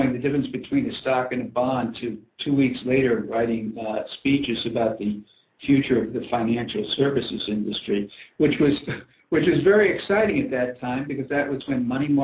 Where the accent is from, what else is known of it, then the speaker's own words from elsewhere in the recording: outside New York City, United States; I grew up outside New York City